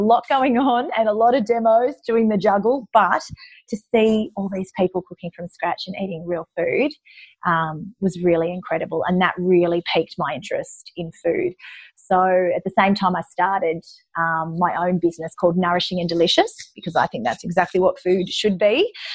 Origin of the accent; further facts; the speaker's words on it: Young, New South Wales, Australia; We lived, I was from Young, a country town, and we lived out of town